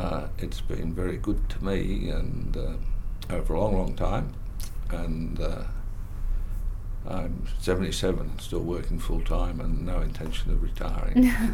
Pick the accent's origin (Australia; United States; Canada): Australia; Sydney, New South Wales; I was born in Sydney. My mother was born in Sydney, but had lived in the bush in New South Wales.